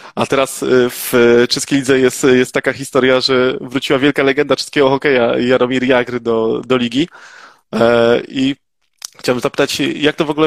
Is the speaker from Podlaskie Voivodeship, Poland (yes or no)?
no; Oświęcim, Lesser Poland, Poland; pochodzę z Oświęcimia, także to e, każdy z nas, który mieszka w Oświęcimiu